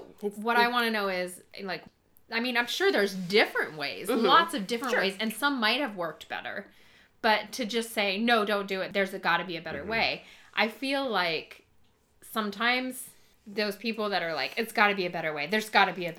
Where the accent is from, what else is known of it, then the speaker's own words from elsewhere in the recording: United States; I do feel like I am an American and I'm really proud of it. And I'm glad that I live here, and I, my opportunities are amazing because I was lucky enough to be born in this amazing country.